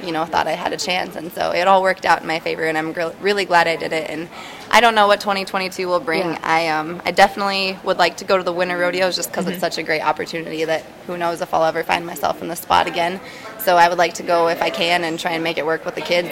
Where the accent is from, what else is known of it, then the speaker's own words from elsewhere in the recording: Buffalo, South Dakota, United States; also born or lived in Broadus area, Montana; now in Montana, United States; I grew up in um, Buffalo, South Dakota